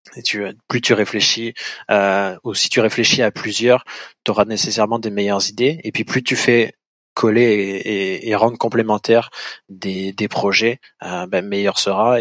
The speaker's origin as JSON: {"language": "French", "country": "France", "moved": "as an adult", "lives_now": "Montreal, Canada", "said": "on se forme sur le vin au Québec quand on est français"}